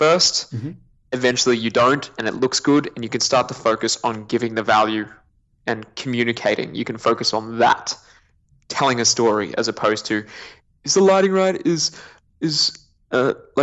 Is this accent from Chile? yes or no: no; Queensland, Australia; born or raised there; also born or lived in New Zealand